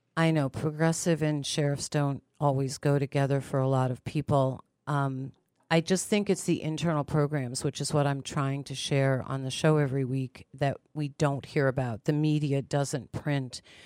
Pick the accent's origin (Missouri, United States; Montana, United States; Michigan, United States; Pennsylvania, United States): Pennsylvania, United States; Pittsburgh; moved away; I'm originally from Pittsburgh, Pennsylvania, and my grandmother would take me into the city for shopping days